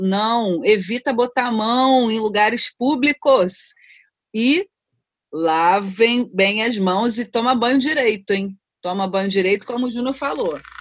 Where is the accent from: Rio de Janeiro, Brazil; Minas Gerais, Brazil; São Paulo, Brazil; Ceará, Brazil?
Rio de Janeiro, Brazil; also born or lived in Rocinha, Rio de Janeiro; sou cria de Madureira